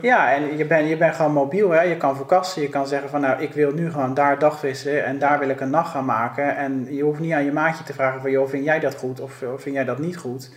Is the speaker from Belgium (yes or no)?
no; Rotterdam, South Holland, Netherlands; ik ben opgegroeid op de Kralingse Plas op een boot